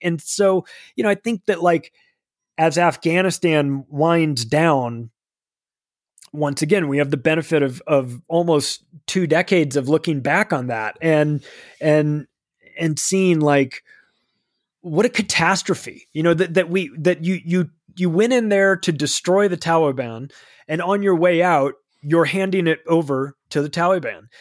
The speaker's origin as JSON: {"language": "English", "region": "California", "country": "United States", "moved": "yes", "said": "I don't live in California anymore, but I've lived there for thirty-five years, so I can speak as a Californian then."}